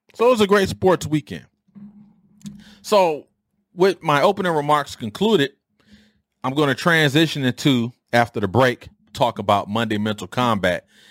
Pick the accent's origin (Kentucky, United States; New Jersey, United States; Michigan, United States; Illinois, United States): Michigan, United States; Detroit; growing up in Detroit